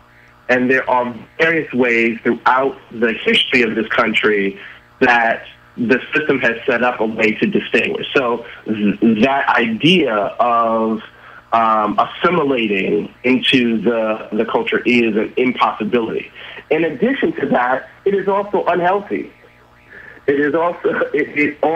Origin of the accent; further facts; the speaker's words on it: New York City, New York, United States; this is in Brooklyn, New York